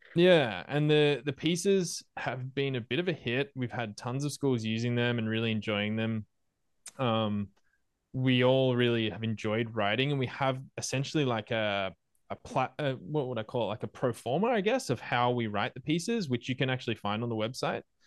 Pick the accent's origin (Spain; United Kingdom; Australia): Australia; moved away as an adult; also born or lived in Malaysia / Argentina; me as an Australian moving to Malaysia, I am new to that place.